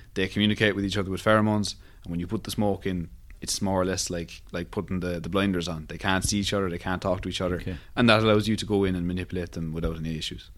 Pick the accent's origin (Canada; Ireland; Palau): Ireland; Cork, Munster; I'm from Rochestown in Cork City